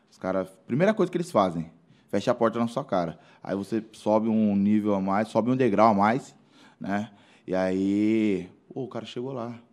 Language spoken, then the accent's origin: Portuguese; Mairinque, São Paulo, Brazil; Pô, também sou de Mairink. Cidade tão pequena.